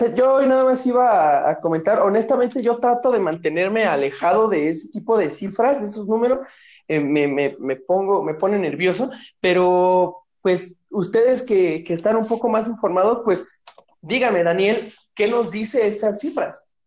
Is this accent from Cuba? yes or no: no; Ecatepec de Morelos, State of Mexico, Mexico; moved away; de donde yo vengo, el bonito municipio de Catepec de Morelos